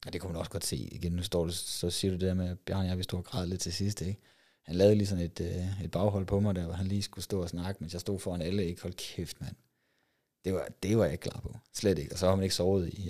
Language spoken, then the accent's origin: Danish; West Jutland, Central Denmark Region, Denmark; nu kommer jeg fra Vestjylland af